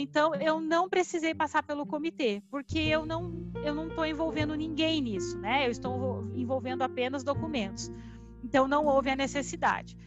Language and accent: Portuguese; Curitiba, Paraná, Brazil; born or raised there; moved away as an adult; now in Londrina, Brazil